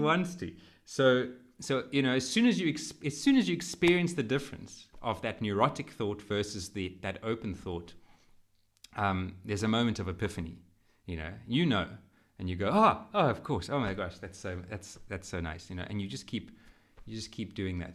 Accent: Western Cape, South Africa; I am South African

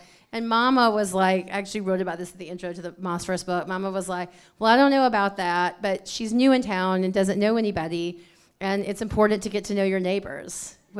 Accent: Alabama, United States; I mean, definitely surrounded by storytellers. You know, like I grew up with like my grandmothers telling like stories

